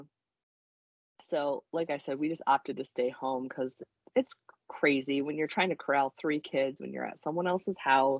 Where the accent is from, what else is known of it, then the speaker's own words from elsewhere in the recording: Michigan, United States; now in Ohio, United States; I grew up in Michigan.